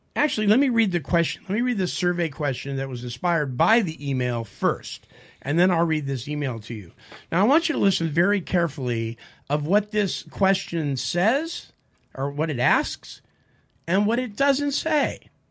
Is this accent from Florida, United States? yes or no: no; San Francisco Bay Area, California, United States; because I'm from the San Francisco Bay Area